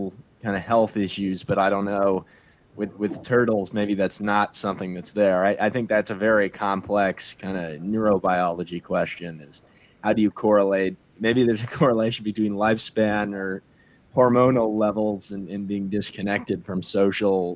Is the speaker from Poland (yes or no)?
no; United States; we're all from the United States